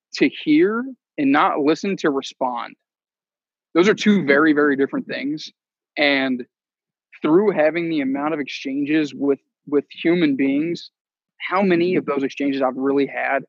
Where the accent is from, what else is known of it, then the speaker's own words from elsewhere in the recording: just south of Cincinnati, Kentucky, United States; moved away as an adult; I grew up in Kentucky, um, just south of Cincinnati